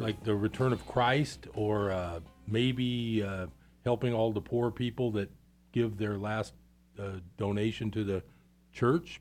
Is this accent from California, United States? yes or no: yes; East Bay, California, United States; I grew up in the East Bay